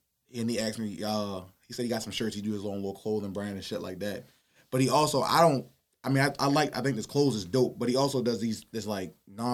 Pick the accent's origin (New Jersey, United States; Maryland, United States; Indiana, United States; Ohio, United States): Maryland, United States; Baltimore; I'm a person from this city.